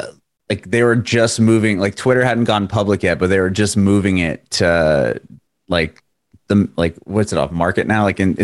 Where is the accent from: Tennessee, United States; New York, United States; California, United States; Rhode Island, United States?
California, United States; San Diego; also born or lived in Bay Area; I'm from San Diego. I lived in the Bay Area.